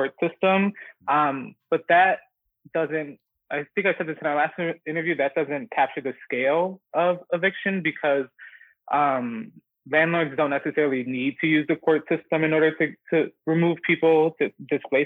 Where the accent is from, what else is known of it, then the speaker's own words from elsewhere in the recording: Chicago, Illinois, United States; I'm from the Northwest side, like Humboldt Park, Logan Square. And I'm Puerto Rican